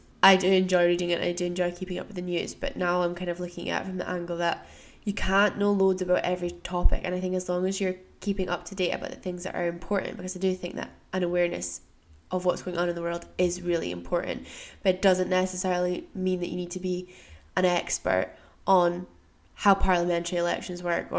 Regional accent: United States; born there; I was born in the States, so I have some tax responsibilities in the US

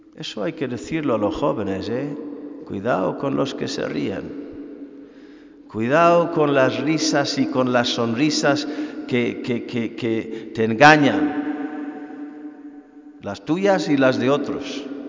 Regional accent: Ireland; now in Spain

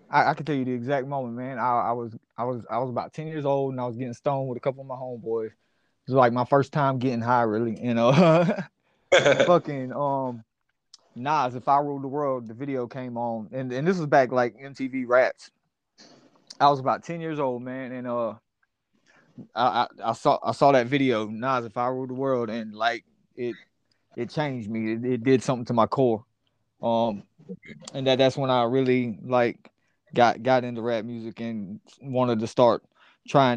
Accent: Columbia, South Carolina, United States; moved away; also born or lived in Lexington, South Carolina; I was actually born in Lexington, West Hill, so I'm from Columbia. Like born and raised, man.

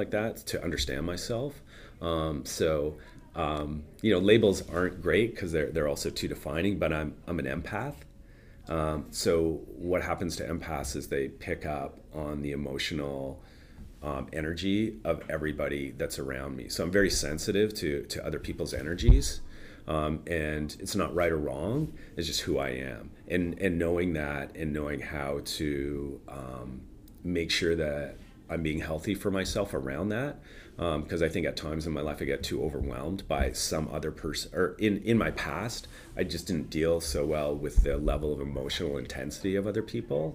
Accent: Toronto, Ontario, Canada; moved away as an adult; now in Vancouver, Canada; I grew up in Toronto. Yeah. And I came out here when I was about, I think, 25 or 26.

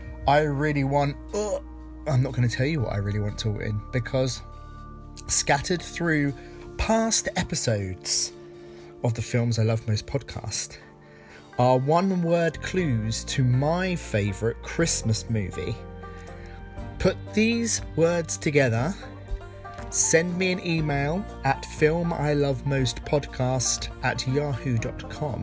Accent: Essex, East of England, United Kingdom; I grew up in Essex, and when I was at school

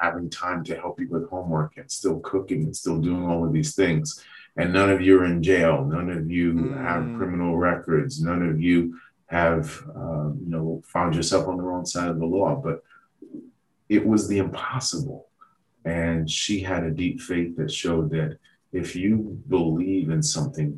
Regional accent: New York City, New York, United States; I grew up in Southeast Queens and in Jamaica.

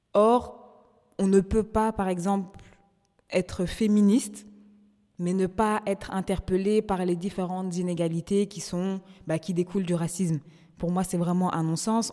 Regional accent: Brussels, Brussels-Capital Region, Belgium; je suis belge et que mais à côté de ça aussi d'origine congolaise

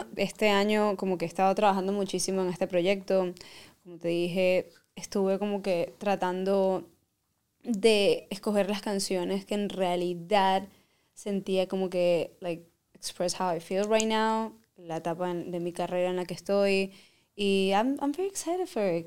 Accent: Venezuela; soy caribeña, soy Venezuela

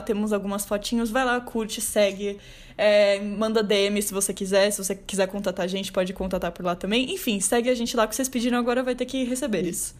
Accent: São Paulo, Brazil; muita gente que mora em São Paulo e nunca saiu de São Paulo, que no caso sou eu

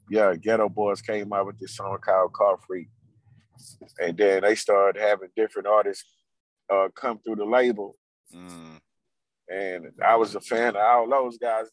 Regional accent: Houston, Texas, United States; Born and raised in Houston, Fifth Ward, Texas

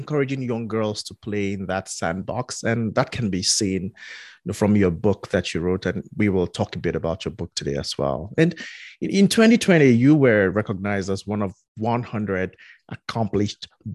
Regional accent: Nigeria; growing up in Nigeria

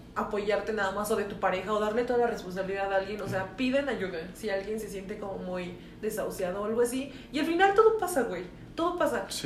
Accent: Mexico

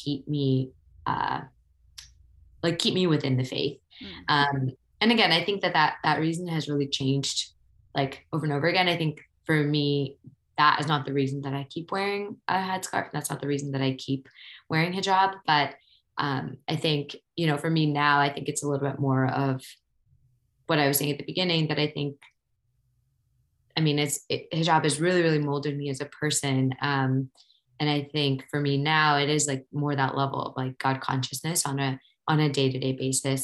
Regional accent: Ohio, United States; moved away as an adult; also born or lived in New York; I grew up in Ohio

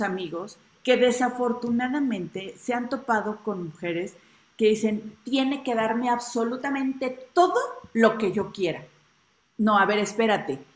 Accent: Mexico City, Mexico; Ciudad de México

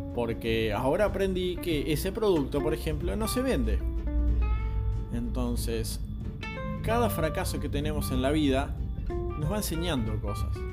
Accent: Montevideo, Uruguay; Tengo 41 años, soy de Montevideo, Uruguay

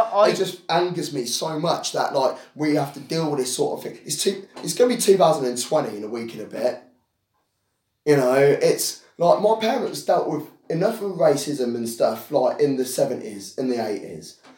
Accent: England, United Kingdom; I am a black British guy. Um, I was born and raised in this country

